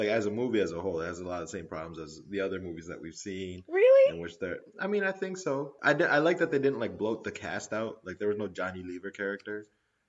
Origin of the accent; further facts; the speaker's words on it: Pakistan; as a Pakistani guy